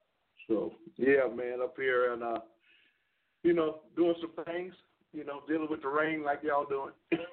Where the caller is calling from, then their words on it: Vancouver, British Columbia, Canada; Man, right now I'm calling you from Vancouver, Canada.